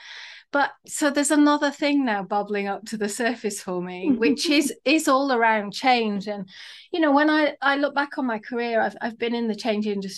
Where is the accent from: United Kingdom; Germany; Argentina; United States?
United Kingdom; England; I've kind of got schoolgirl French and schoolgirl German from growing up in England